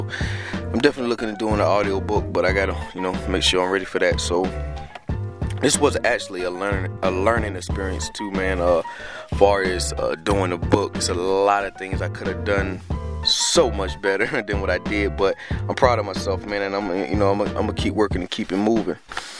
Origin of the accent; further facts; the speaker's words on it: Trenton, New Jersey, United States; born there; I was born in Trenton, and, you know, when my mom moved down here and stuff like that.